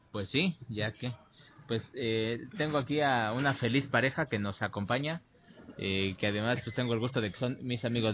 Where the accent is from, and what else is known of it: Mexico